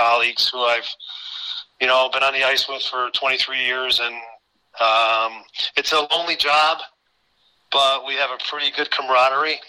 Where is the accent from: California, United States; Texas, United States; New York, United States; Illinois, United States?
New York, United States; Watervliet; now in Guilderland, United States; I was born and raised in Waterville